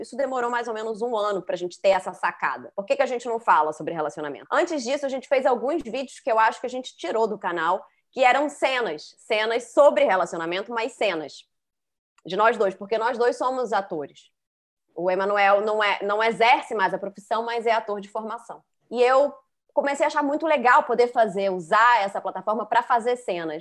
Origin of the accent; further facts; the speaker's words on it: Rio de Janeiro, Brazil; eu fui criada no Rio de Janeiro, na, na classe média, carioca